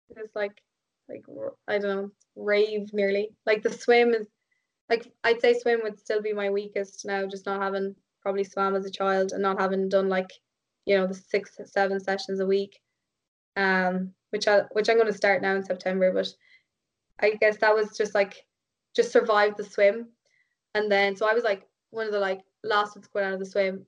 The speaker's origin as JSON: {"language": "English", "country": "Ireland", "said": "at the weekend I was like back to being Irish again"}